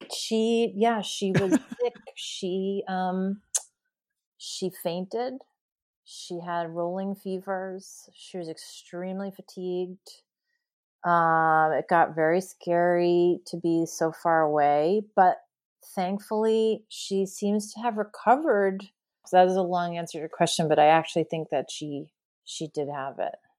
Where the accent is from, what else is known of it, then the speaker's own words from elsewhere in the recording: New York, United States; moved away as an adult; now in California, United States; I grew up in New York, and I lived there until just a few years ago